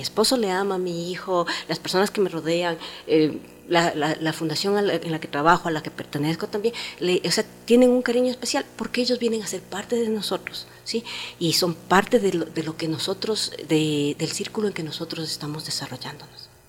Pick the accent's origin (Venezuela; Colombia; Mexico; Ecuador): Ecuador; Nosotros, por ejemplo, como ecuatorianos